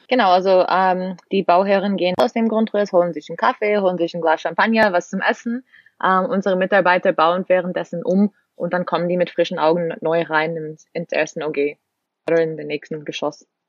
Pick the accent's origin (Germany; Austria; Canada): Canada; bin Kanadierin, 26 Jahre alt